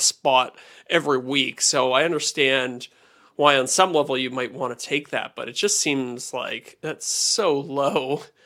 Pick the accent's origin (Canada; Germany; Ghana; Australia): Canada; I'm a Canadian and it's a much smaller market here